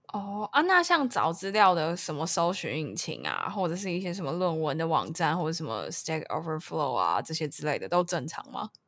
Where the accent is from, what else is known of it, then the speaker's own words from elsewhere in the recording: Taipei, Taiwan; moved away as an adult; now in Tainan, Taiwan; 我其实我是台北人